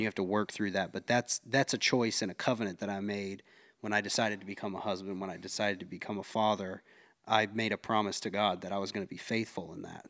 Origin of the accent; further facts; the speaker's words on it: Concord, North Carolina, United States; we're both from Concord, North Carolina